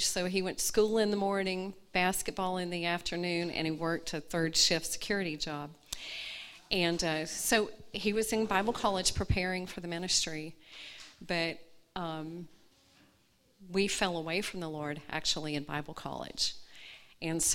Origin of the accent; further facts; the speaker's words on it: Atlanta, Georgia, United States; moved away as an adult; also born or lived in Gadsden, Alabama; now in Mojave Desert, Southern California, United States; I was born in Gadsden, Alabama, and but I grew up in Atlanta. From the time I was 2 years old until I was 40, Atlanta was my home